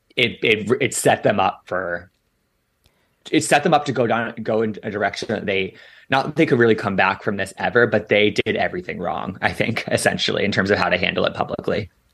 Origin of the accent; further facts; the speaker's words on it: Washington, District of Columbia, United States; moved away; my hometown